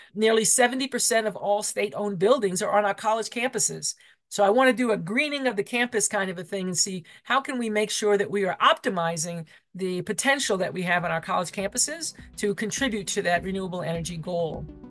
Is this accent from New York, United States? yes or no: yes; New York, United States; now in Colorado, United States; I'm from New York